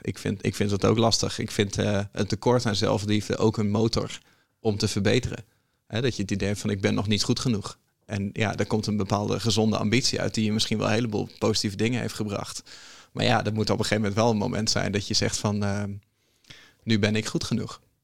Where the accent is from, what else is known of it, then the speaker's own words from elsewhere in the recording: Groningen, Netherlands; ik kom uit Groningen